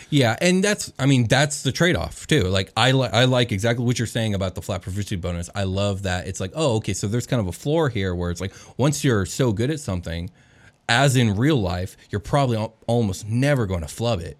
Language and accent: English; United States; speaking as a member of Western civilization, specifically as an American